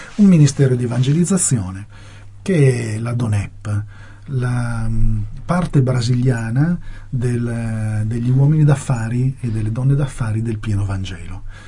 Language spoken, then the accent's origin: Italian; Turin, Piedmont, Italy; io sono di Torino